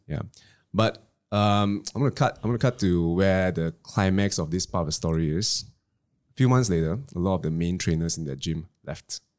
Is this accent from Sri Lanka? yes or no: no; Klang, Selangor, Malaysia; I come from Klang